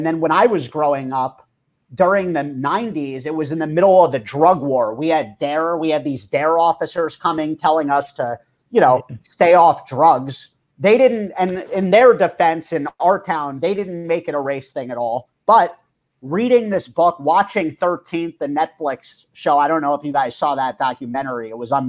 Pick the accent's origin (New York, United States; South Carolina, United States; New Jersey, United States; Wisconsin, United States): New York, United States; sure, we grew up near New York City, but we didn't have any type of insight to these things.